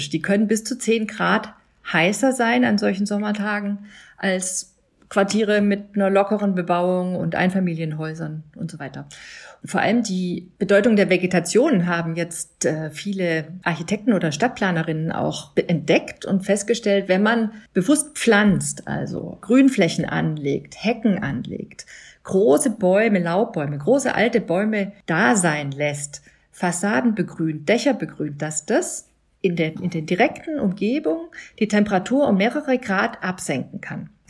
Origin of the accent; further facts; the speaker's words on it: Berlin, Germany; Also ich als Berlinerin weiß, nach einem Starkgewitter gehe ich da nicht baden